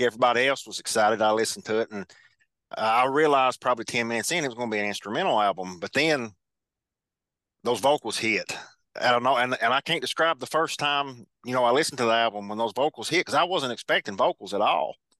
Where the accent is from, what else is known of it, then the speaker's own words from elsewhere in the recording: Kentucky, United States; Kentucky, which is my home state